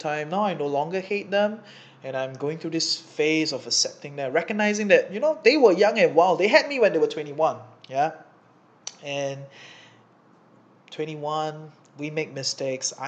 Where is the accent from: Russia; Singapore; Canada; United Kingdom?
Singapore; moved away as an adult; now in Kuala Lumpur, Malaysia; I'm from Singapore, I'm in KL because, you know, Singapore is really expensive